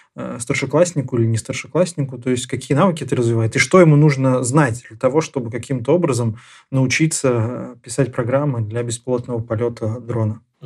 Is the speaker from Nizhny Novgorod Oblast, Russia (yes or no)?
yes; Nizhny Novgorod, Nizhny Novgorod Oblast, Russia; я как нижегородец